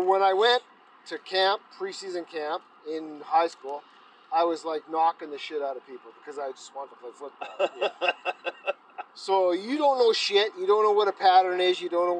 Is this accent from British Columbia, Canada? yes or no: no; Edmonton, Alberta, Canada; I grew up in Edmonton.